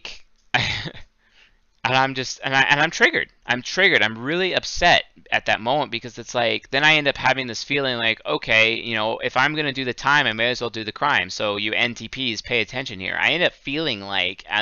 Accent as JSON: {"language": "English", "town": "Seattle", "region": "Washington", "country": "United States", "tie": "born or raised there", "moved": "yes", "said": "I'm from Seattle. I grew up there."}